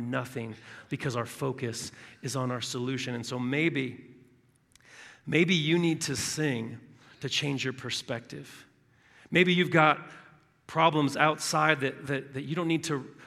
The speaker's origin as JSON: {"language": "English", "region": "Southern California", "country": "United States", "tie": "born or raised there", "moved": "yes", "said": "My wife and I are from Southern California"}